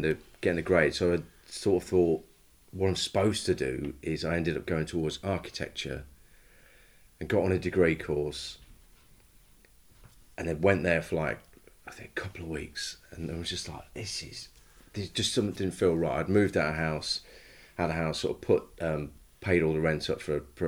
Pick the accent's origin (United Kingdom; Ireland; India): United Kingdom; Leicester, East Midlands; I grew up in Leicester, in the suburbs.